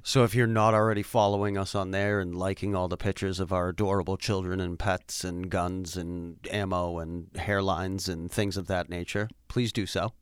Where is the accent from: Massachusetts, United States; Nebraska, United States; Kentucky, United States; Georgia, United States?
Massachusetts, United States; Worcester; moved away as an adult; also born or lived in North Carolina; born and raised in Worcester, Massachusetts.